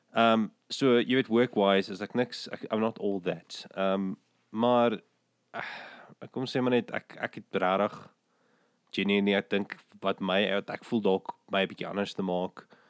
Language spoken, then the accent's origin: Afrikaans; West Rand, Gauteng, South Africa; also born or lived in Krugersdorp; ek het in die Wesrand groot geword